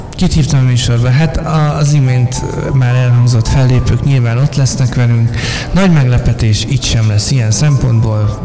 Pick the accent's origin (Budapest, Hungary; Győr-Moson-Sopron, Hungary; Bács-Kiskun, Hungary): Budapest, Hungary; Most budapestiként